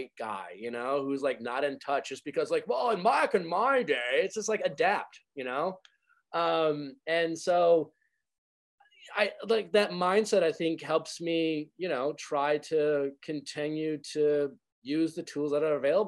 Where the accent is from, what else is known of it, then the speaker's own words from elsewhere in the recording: Midwest, United States; I grew up in the Midwest